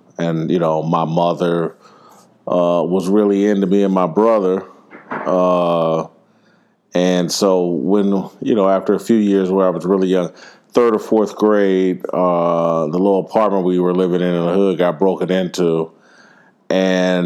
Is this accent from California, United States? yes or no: no; Indianapolis, Indiana, United States; I grew up in Indianapolis, Indiana